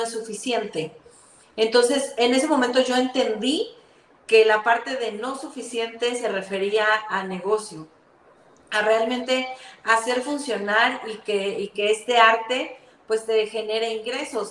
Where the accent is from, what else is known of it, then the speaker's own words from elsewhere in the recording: Mexico City, Mexico; moved away as an adult; now in Guatemala; yo soy mexicana, eh, nací en Ciudad de México